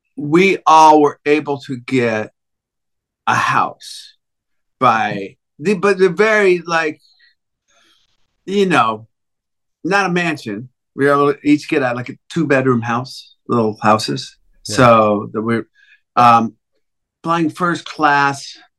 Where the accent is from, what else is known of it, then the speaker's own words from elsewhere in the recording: United States; I'm American